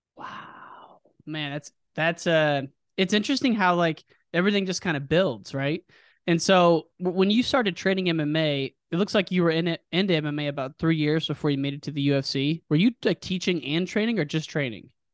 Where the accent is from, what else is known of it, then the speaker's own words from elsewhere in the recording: United States; my hometown, the Quad Cities